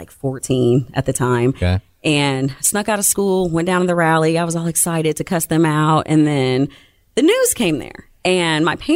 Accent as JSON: {"language": "English", "town": "Columbus", "region": "Ohio", "country": "United States", "tie": "born or raised there", "said": "So, did you grow up around here? I did. I'm from Columbus."}